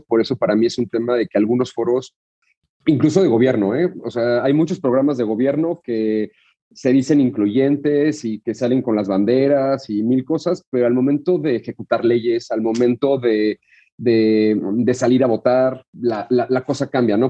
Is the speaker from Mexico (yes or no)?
yes; Mexico; nos definen como mexicanos